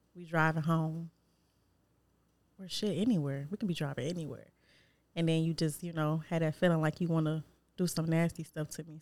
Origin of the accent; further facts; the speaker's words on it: Detroit, Michigan, United States; Not from Joy Road, but I'm from Detroit